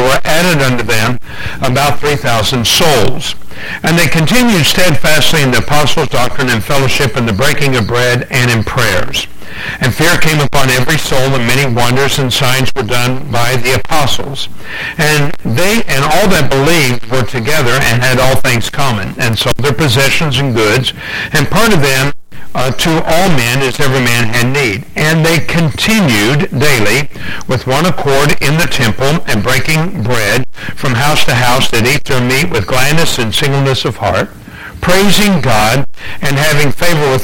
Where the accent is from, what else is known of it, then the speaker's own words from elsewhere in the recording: United States; also born or lived in England; being American